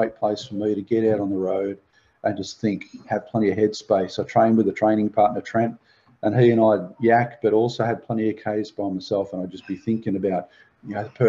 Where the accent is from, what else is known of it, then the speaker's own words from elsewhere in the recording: Belmont, Australia; also born or lived in South Australia; Mum, my sister and I moved from South Australia over to Belmont, and my mum had some major surgery that was going on, some brain surgery, and so we lived with my grandparents for about 3 years